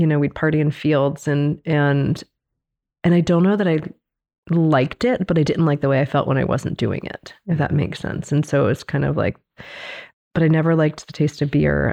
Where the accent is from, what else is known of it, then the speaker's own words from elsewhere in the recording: Baltimore, Maryland, United States; I grew up in Baltimore